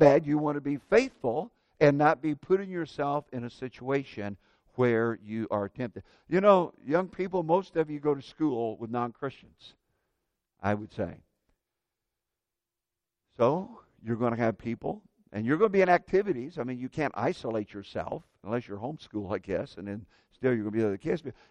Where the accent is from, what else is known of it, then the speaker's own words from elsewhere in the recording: Indiana, United States; when I was a kid growing up in Indiana